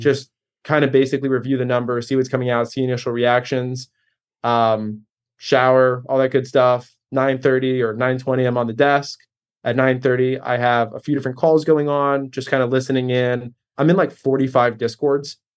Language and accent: English; Baltimore, Maryland, United States; I'm in Baltimore right now. I grew up in Baltimore